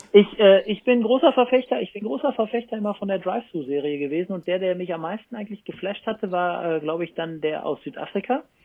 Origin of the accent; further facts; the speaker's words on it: Germany; moved away as an adult; also born or lived in Cologne; now in France; ich bin halt Deutscher, ich wohne da unten